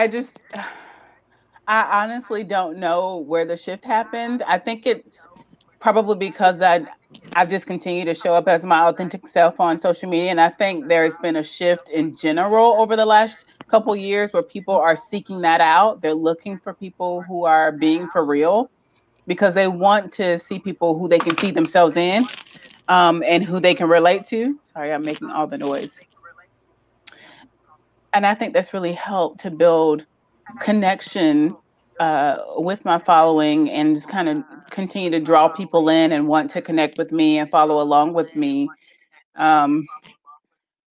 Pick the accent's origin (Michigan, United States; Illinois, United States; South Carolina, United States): South Carolina, United States; We're all from South Carolina, from these little itty bitty towns.